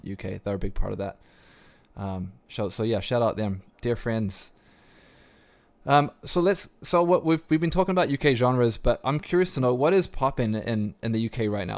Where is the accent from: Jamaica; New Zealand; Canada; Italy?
New Zealand; accent: New Zealand twang; moved away; I grew up in New Zealand